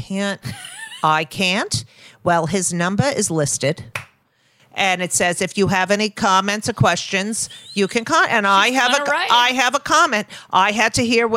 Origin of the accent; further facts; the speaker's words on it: New Jersey, United States; I hated growing up in New Jersey